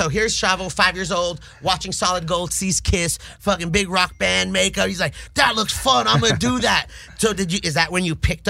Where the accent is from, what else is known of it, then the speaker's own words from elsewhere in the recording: San Fernando Valley, California, United States; I'm from the Valley.